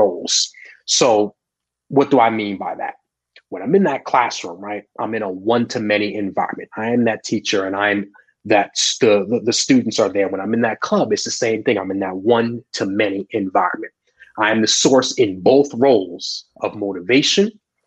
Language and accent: English; Long Island, New York, United States; I grew up on Long Island